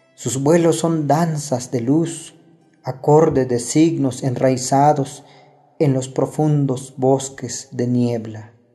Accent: Huixtán, Chiapas, Mexico; first language Tzotzil; Spanish is a second language; Soy originario de Jocosic, Huistán, Chiapas, hablante de la lengua tzotzil

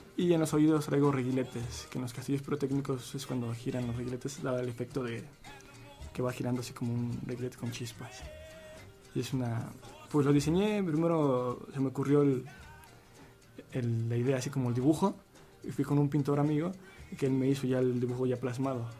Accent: Tultepec, State of Mexico, Mexico; venimos de un pueblo, de un pueblo de fuego, donde hay mucha pirotecnia, y Voladora es el emblema por la actividad artesanal del municipio de Tultepec

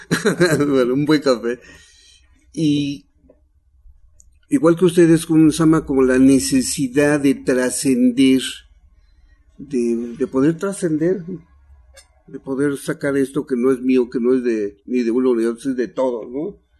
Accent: Huautla, Oaxaca, Mexico; born there; Y bueno, pues yo nací ahí en Huautla, he nacido ahí, por la situación de que fui a nacer ahí

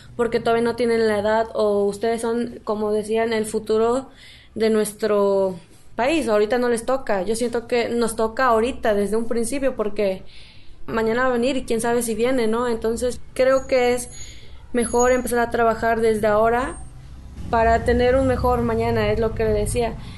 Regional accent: Xoxocotla, Morelos, Mexico; soy de aquí de Sosocotla

